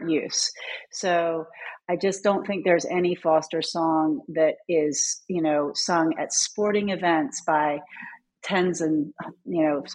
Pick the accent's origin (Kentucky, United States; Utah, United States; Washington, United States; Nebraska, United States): Kentucky, United States; Louisville; also born or lived in North Carolina; I came home to my hometown of Louisville.